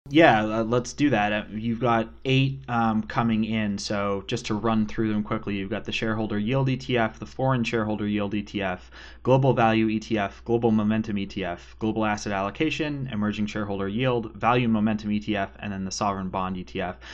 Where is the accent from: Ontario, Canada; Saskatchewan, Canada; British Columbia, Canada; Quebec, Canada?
British Columbia, Canada; Western Canada; accent: Canadian; now in Winston-Salem, United States; I grew up in Western Canada, so like twenty-five minute drive from a ski hill.